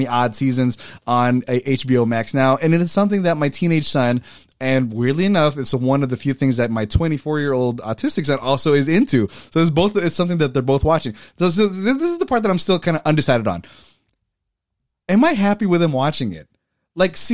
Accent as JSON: {"language": "English", "country": "Philippines", "tie": "born or raised there", "moved": "yes", "said": "I was born in the Philippines"}